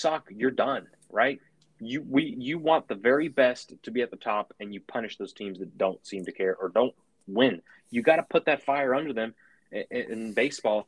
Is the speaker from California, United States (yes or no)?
yes; San Francisco, California, United States; I grew up in the Francisco area